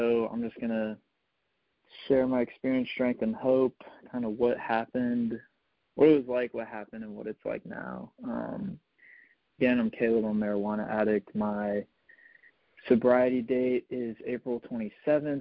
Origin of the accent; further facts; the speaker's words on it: Richmond, Virginia, United States; So I'm from Richmond, Virginia